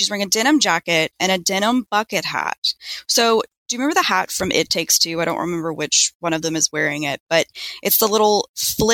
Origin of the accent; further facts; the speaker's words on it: Mississippi, United States; I'm from Mississippi